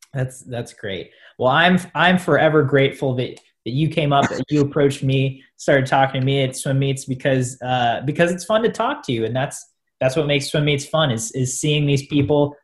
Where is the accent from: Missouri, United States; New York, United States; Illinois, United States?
Missouri, United States; Columbia; I'm from a college town. I'm from Columbia, Missouri, where Mizzou is